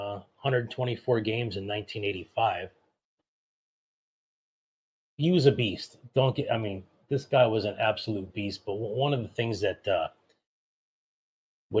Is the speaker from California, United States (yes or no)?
yes; Monrovia, California, United States; my hometown of Monrovia, California